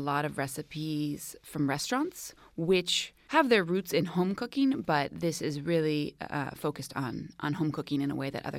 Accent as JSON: {"language": "English", "town": "Oakland", "region": "California", "country": "United States", "moved": "as an adult", "lives_now": "Cuba", "said": "Well, I moved to Cuba in 2010. I'm originally from Oakland."}